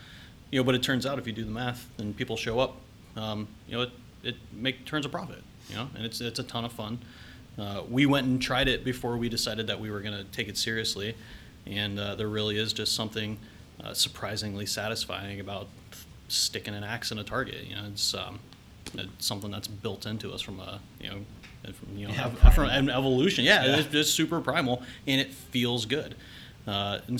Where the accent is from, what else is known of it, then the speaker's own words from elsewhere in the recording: Columbus, Ohio, United States; I'm from Columbus. I grew up, born and raised.